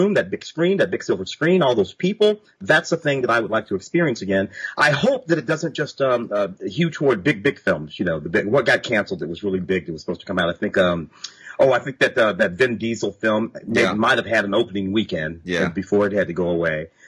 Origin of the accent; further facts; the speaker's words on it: Midwest, United States; moved away as an adult; now in Los Angeles, United States; Growing up in the Midwest